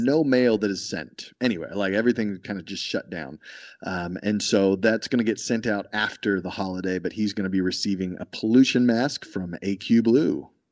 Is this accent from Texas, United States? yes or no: yes; Texas, United States; I'm from Texas